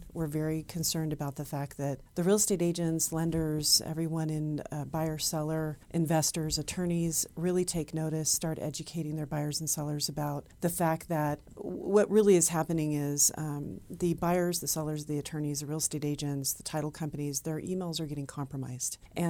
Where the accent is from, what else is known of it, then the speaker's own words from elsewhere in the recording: Oregon, United States; now in Reno, United States; I'm actually from Oregon.